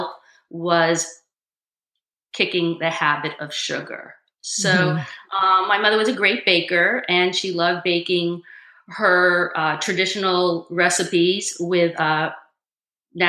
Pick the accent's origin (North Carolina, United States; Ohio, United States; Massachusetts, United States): Massachusetts, United States; Brookline; I grew up in Brookline, Massachusetts.